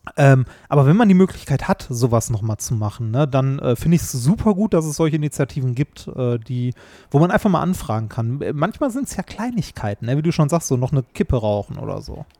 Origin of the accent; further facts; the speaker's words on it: Essen, North Rhine-Westphalia, Germany; ich komme ja aus Essen und ähm, ich bin ohne Scheiß wahrscheinlich so zwei Kilometer von der Weststadthalle entfernt bin ich aufgewachsen